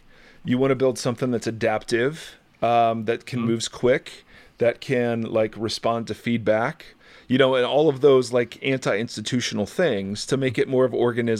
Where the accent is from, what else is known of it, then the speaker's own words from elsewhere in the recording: Midwest, United States; I grew up in the Midwest